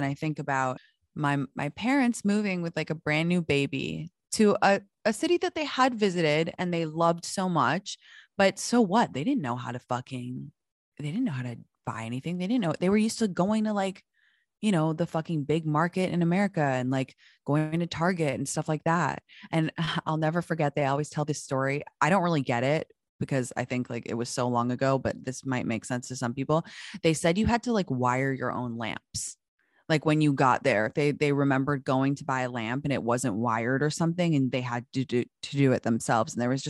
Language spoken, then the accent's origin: English; United States; So if I'm with my parents, like I'm obviously American because they're American.